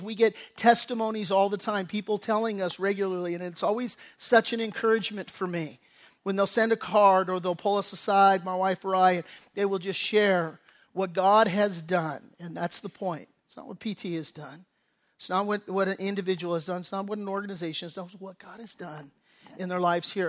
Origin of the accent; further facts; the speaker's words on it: Redondo Beach, California, United States; I grew up in Redondo Beach.